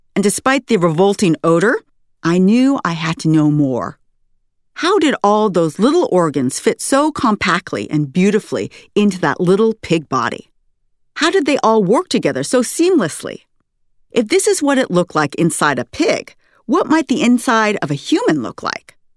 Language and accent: English; Sunnyvale, California, United States; my hometown of Sunnyvale, California